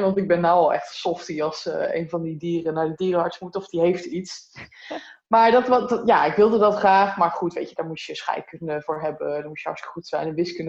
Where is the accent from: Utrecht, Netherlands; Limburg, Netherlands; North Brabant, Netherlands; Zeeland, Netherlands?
Utrecht, Netherlands; near; now in Breda, Netherlands; Ik kom er niet vandaan. Ik kom oorspronkelijk uit Utrecht in de buurt. Oh, dorpje. Stijk